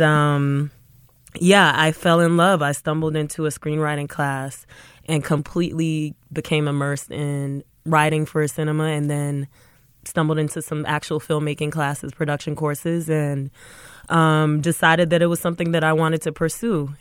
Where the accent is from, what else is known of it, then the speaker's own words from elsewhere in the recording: Atlanta, Georgia, United States; moved away as an adult; also born or lived in North Carolina; I was born and raised in Atlanta, Georgia, um, to a Sierra Leonean household